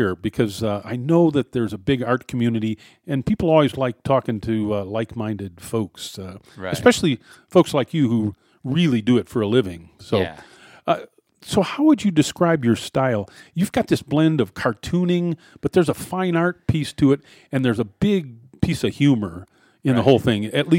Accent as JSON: {"language": "English", "town": "Cleveland", "region": "Ohio", "country": "United States", "tie": "born or raised there", "moved": "yes", "said": "I grew up in Cleveland and went to Miami of Ohio and UC."}